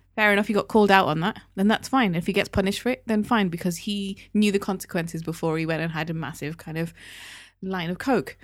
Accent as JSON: {"language": "English", "town": "Newcastle upon Tyne", "region": "North East England", "country": "United Kingdom", "tie": "born or raised there", "moved": "yes", "said": "I grew up in Newcastle"}